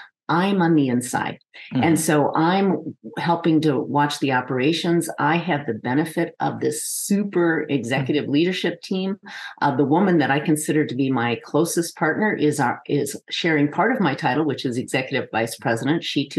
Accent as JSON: {"language": "English", "region": "Minnesota", "country": "United States", "tie": "born or raised there", "also_born_or_lived": "Oklahoma / Colorado", "moved": "yes", "lives_now": "Arizona, United States", "said": "I have been here since 1981 and absolutely love the desert. Mm-hmm. And I was born in Oklahoma, raised in Minnesota, went to school in Colorado, and now I'm in Arizona, and this is home."}